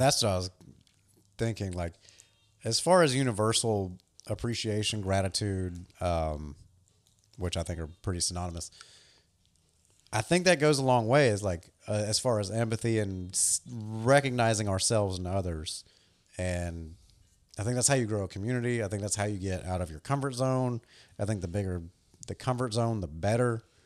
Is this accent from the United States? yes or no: yes; the South, United States; growing up in the South as a skateboarder